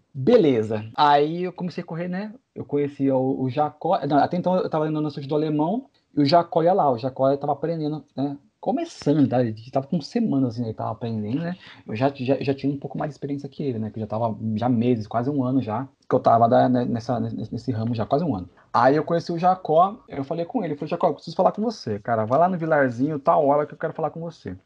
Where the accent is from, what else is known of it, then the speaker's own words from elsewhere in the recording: Santos, São Paulo, Brazil; também sou de Santos